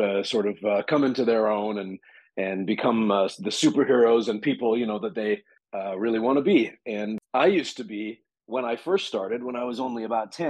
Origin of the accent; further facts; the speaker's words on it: Vancouver, British Columbia, Canada; I grew up in Vancouver